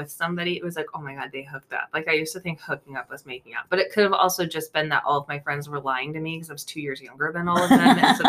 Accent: Hood River, Oregon, United States; growing up in Hood River, Oregon in the 90s and 2000s

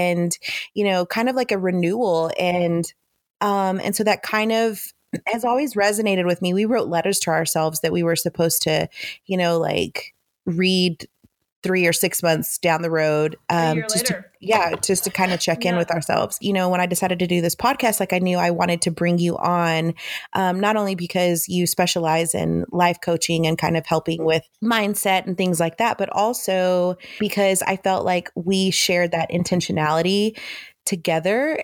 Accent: United States; We're American.

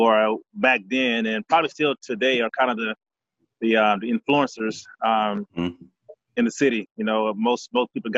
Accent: Houston, Texas, United States; from Houston, Texas. Born and raised here. Grew up on the north side of town.

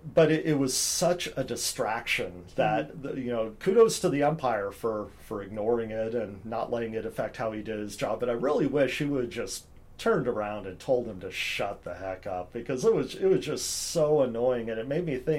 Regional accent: Eugene, Oregon, United States; now in Vancouver, United States; friends I've known since I was in elementary school with some of them growing up in Eugene, Oregon

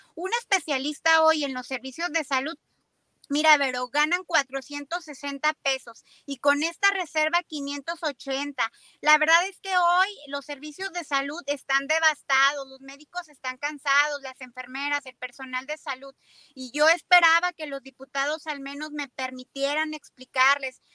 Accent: Zacatecas, Mexico; somos zacatecanos

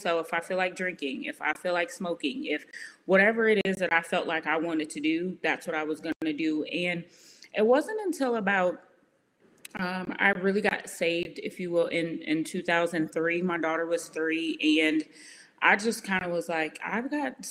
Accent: Aurora, Illinois, United States; moved away as an adult; now in Austin, United States; I was born and raised in Chicago, a little town called Aurora, so about 30 minutes outside of Chicago.

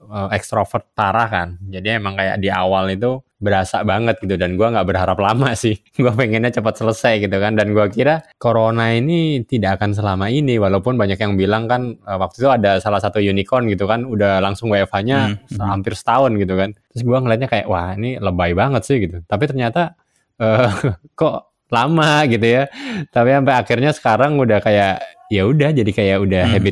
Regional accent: Java, Indonesia; tapi karena kita orang Jawa gitu kan jadi kayak semua diundang akhirnya ratusan yang datang gitu kan

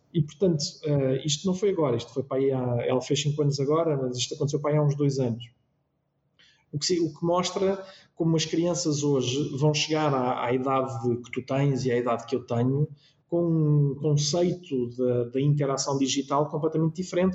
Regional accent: Lisbon, Portugal; também tenho o privilégio de poder morar na minha freguesia e, portanto, foi onde eu nasci, foi onde eu cresci, é onde eu hoje moro

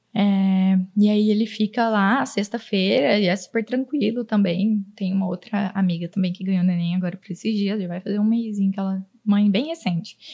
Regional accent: Auriflama, São Paulo, Brazil; now in Araçatuba, Brazil; Eu vim de uma cidade super pequena. Tem, hoje em dia deve ter 17 mil habitantes

